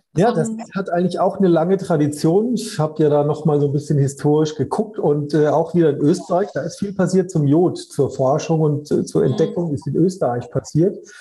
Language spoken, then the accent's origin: German; Karlsruhe, Baden-Württemberg, Germany; komme ja aus Karlsruhe